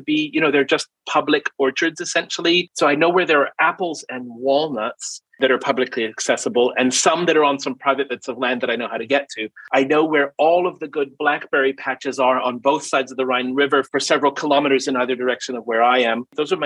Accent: New Zealand; I grew up in New Zealand

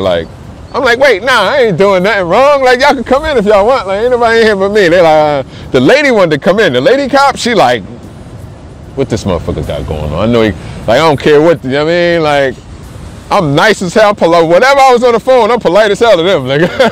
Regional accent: New Jersey, United States; moved away as an adult; also born or lived in Colorado Springs, Colorado; now in Denver, United States; I'm from Jersey. I'm calling back home.

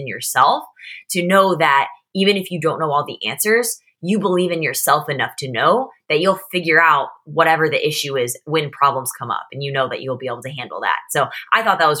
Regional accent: Missouri, United States; also born or lived in St. Louis / London; I grew up in the Midwest in Missouri

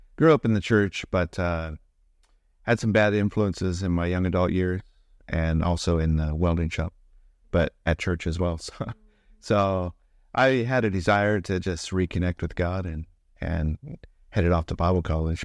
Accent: Colorado Springs, Colorado, United States; accent: American; moved away as an adult; also born or lived in Nebraska; now in Auckland, New Zealand; I'm from Colorado Springs originally.

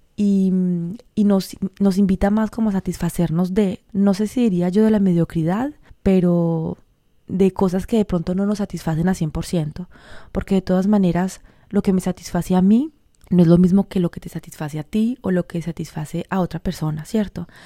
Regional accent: Colombia; soy colombiana, en toda esa cultura de mi país

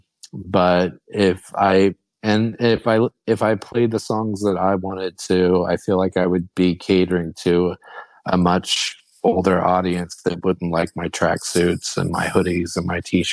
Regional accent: Midwest, United States; now in Philadelphia, United States; I'm from the Midwest

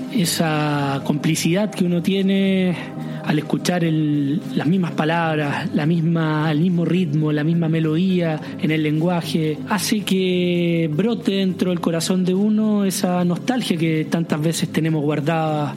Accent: Chile; moved away as an adult; now in Paris, France; ser eh, chileno, de venir de fin del mundo

